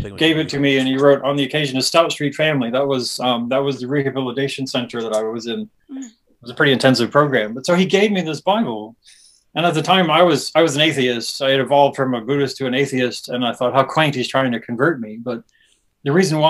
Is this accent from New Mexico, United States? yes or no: yes; Albuquerque, New Mexico, United States; moved away as an adult; now in Auckland, New Zealand; my hometown of Albuquerque, New Mexico